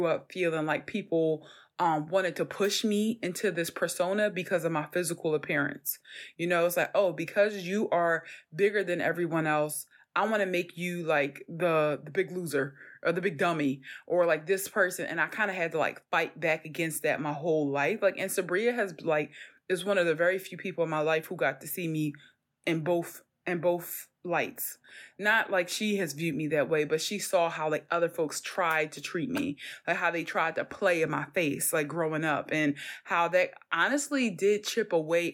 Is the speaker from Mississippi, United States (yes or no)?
no; Philadelphia, Pennsylvania, United States; growing up in North Philly